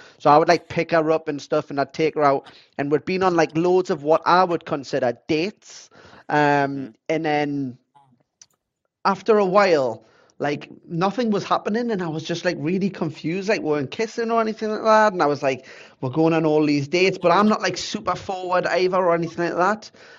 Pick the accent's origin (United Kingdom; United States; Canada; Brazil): United Kingdom; England; So then it was for me, like Azusa's from Japan. I'm from England.